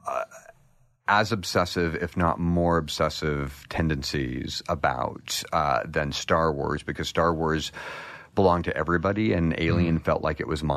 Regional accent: United States; Small town in eastern Washington, western Idaho, called the Lewis Clark Valley

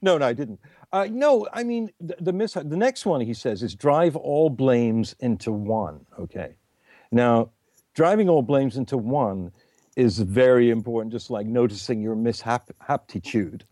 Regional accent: England, United Kingdom; me being English

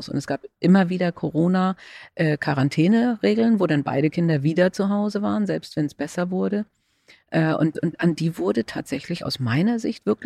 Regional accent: Schleswig-Holstein, Germany; Und äh, also ich komme ja aus Schleswig-Holstein, äh, da ging es verhältnismäßig gut

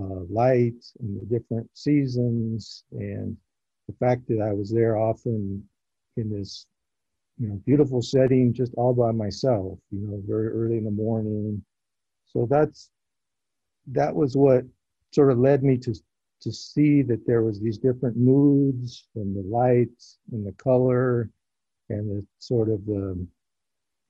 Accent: Southern California, United States; I grew up in Southern California

